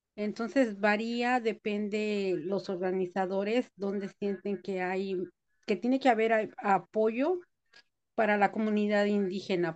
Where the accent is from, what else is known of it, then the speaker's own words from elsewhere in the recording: Mexico City, Mexico; also born or lived in Guerrero; now in United States; Yo nací en la Ciudad de México, pero mi raíz viene de Guerrero